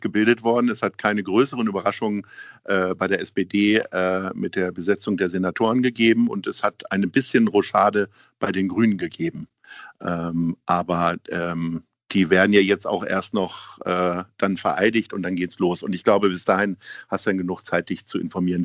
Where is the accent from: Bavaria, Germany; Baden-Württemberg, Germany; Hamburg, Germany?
Hamburg, Germany; wir Hamburger